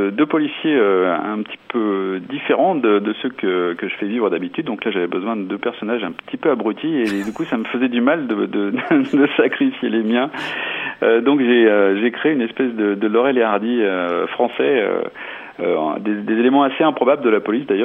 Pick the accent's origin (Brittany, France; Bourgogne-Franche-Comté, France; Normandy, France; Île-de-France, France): Bourgogne-Franche-Comté, France; mettre en valeur ma région par un roman qui se passe chez nous en Bourgogne